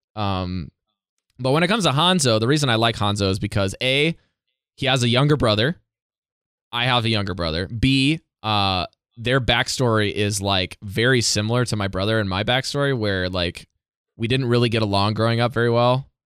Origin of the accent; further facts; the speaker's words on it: Indiana, United States; moved away as an adult; now in Yamaguchi, Japan; my home state